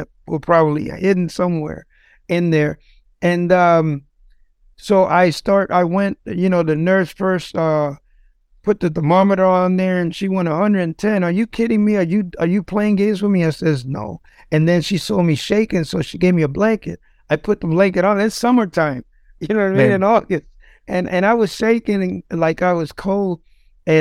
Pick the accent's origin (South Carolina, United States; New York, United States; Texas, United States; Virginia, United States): New York, United States; New York City; moved away as an adult; now in Ohio, United States; I'm from the Bronx. I used to be involved in drugs, gangs, you know, the whole nine growing up.